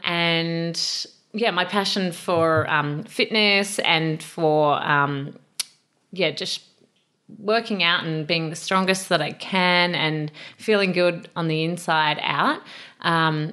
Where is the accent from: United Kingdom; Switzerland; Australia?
Australia; Adelaide, South Australia; I grew up in Adelaide, South Australia, in the Adelaide Hills.